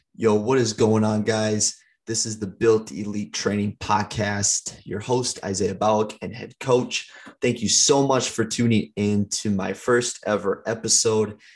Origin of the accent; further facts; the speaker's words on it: St. Paul, Minnesota, United States; I grew up in Minnesota, um, over in St. Paul